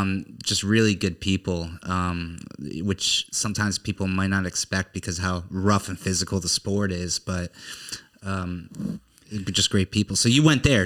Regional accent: Connecticut, United States; moved away; I'm from Connecticut

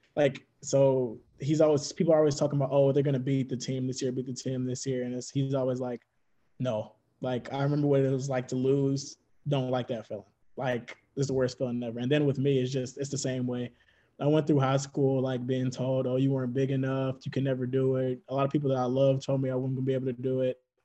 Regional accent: Mississippi, United States; I'm from Mississippi

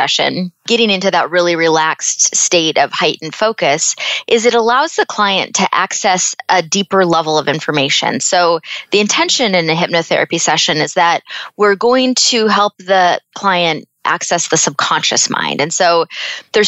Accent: Seattle, Washington, United States; moved away as an adult; also born or lived in Phoenix, Arizona; I was born and raised in Seattle.

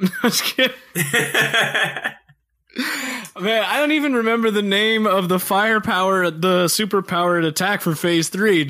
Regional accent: Canada; Or maybe I'm just being Canadian and I'm overthinking this too much.

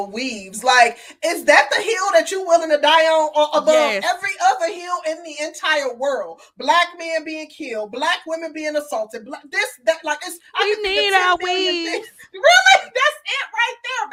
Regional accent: Midwest, United States; I grew up in the Midwest, like literally an hour outside of Chicago

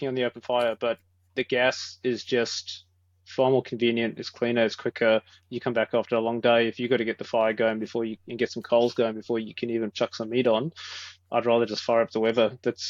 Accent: South Africa; now in Australia; as a South African

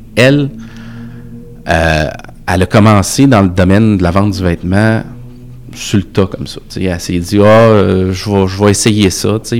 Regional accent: Quebec City, Quebec, Canada; Je viens de Sainte-Foy.

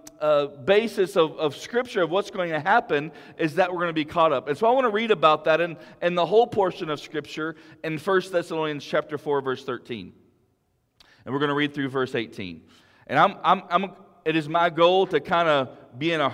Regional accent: Big Lake, United States; my small church I grew up in Big Lake

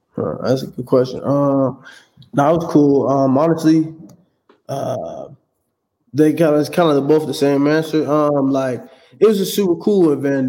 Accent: San Diego, California, United States; also born or lived in Oakland / Fairfield; I was born in Oakland, but then my childhood I lived over in SoCal, you know, over in uh, San Diego

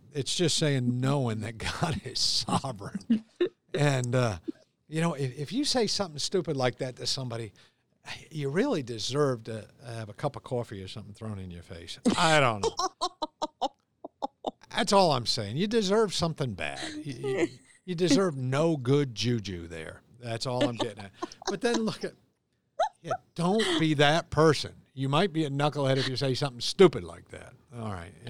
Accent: United States; seven lakes in my hometown of Ballantyne

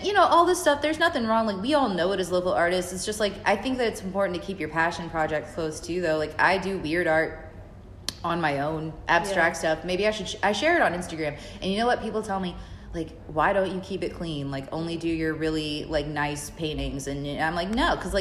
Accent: Fayetteville, North Carolina, United States; moved away as an adult; now in Savannah, United States; I grew up in Fayetteville, North Carolina

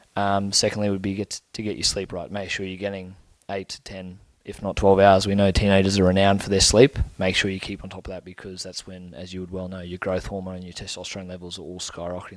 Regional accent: Brisbane, Queensland, Australia; also born or lived in Bundaberg, Australia / Zimbabwe; where I grew up in Brisbane

